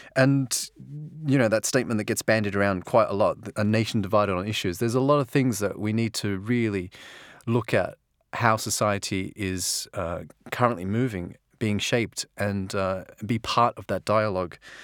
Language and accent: English; Australia; moved away; as an Australian